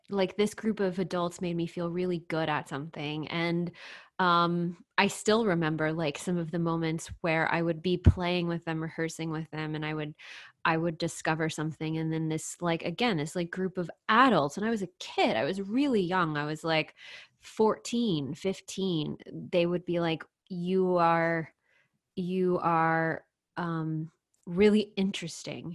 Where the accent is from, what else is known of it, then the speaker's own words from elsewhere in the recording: The Woodlands, Texas, United States; so I grew up in Texas, um, in a town called The Woodlands